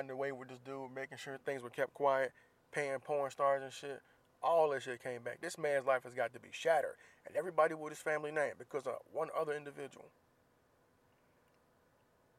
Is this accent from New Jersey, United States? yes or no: no; Jacksonville, Florida, United States; moved away; my hometown of Jacksonville, Florida.